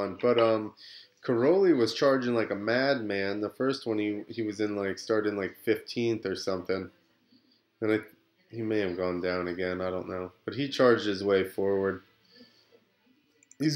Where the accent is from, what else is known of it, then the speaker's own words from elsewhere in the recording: United States; we're American